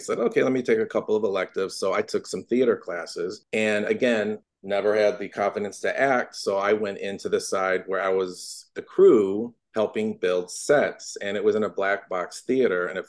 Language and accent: English; Norwalk, Ohio, United States; moved away as an adult; also born or lived in Cleveland, Ohio; now in Los Angeles, United States; I grew up in a little town called Norwalk, Ohio, outside of Cleveland